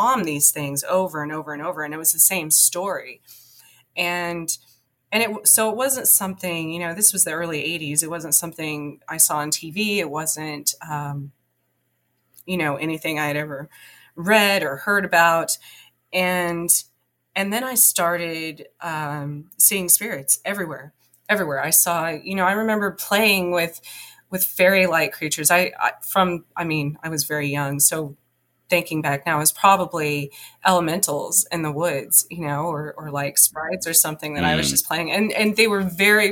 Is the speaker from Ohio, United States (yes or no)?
no; southwestern New Mexico, United States; also born or lived in Roswell, New Mexico; I grew up in the mountains in southwestern New Mexico. I was born outside of Roswell